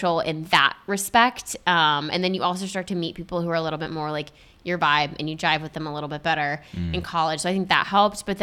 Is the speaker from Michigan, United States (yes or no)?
yes; Spring Lake, Michigan, United States; Spring Lake, Michigan, right outside of Grand Haven